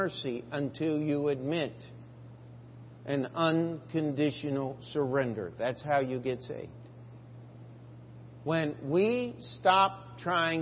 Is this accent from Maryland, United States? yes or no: yes; Westminster, Maryland, United States; moved away as an adult; now in New York, United States; my hometown in Westminster, Maryland